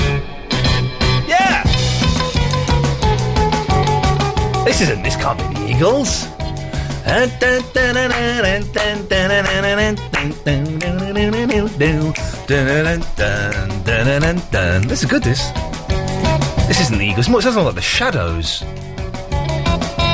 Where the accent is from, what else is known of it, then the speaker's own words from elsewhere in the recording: Slough, South East England, United Kingdom; I grew up on the Britwell Estate in Slough